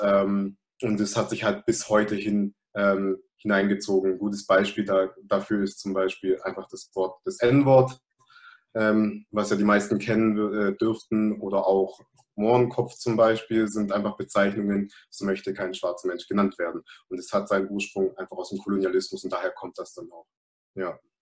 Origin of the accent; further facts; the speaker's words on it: Germany; obwohl ich hier geboren bin, obwohl ich hier aufgewachsen bin, obwohl ich mich einerseits natürlich als deutsch